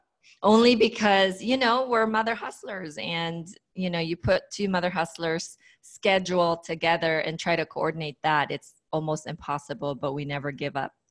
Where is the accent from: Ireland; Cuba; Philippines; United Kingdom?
Philippines; moved away; I grew up in the Philippines